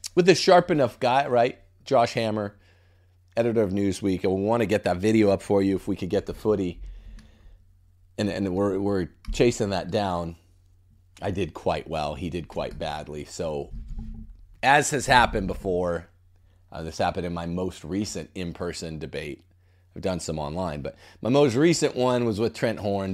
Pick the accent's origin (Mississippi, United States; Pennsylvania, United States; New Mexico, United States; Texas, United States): Mississippi, United States; From my home state now